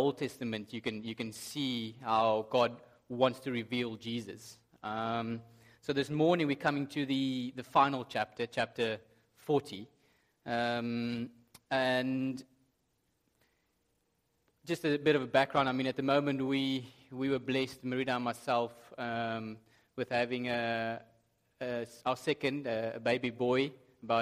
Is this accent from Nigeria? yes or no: no; South Africa; moved away; I have been told that sometimes my accent's difficult to understand.